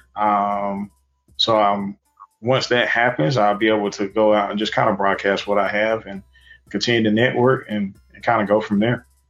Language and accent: English; Wilson, North Carolina, United States; also born or lived in Sims, North Carolina